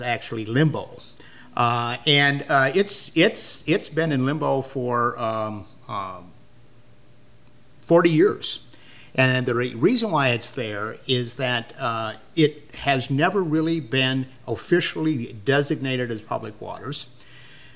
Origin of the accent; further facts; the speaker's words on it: Otter Tail County, Minnesota, United States; moved away as an adult; now in Olivia, United States; I'm from Otter Tail County